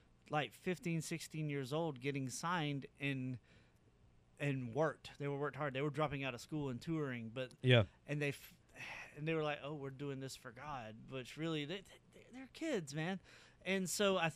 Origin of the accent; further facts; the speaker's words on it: South Carolina, United States; now in Florida, United States; coming from like in state of South Carolina, like away from the shore.